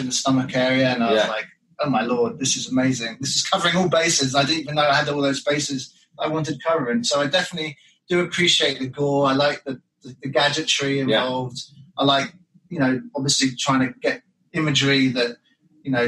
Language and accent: English; England, United Kingdom; moved away; When I was about 5 or 6, in Britain